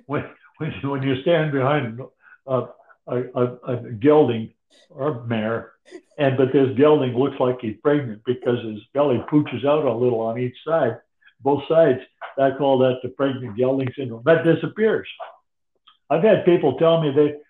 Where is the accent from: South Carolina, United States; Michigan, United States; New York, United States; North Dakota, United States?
North Dakota, United States; I grew up in North Dakota with draft horses